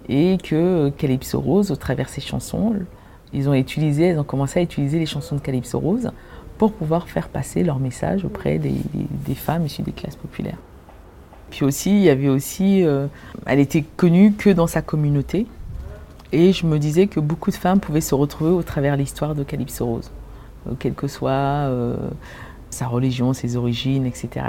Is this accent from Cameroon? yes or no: yes; Cameroon; c'est une musique que quand j'étais petite, au Cameroun, mon père en fait jouait du calypso.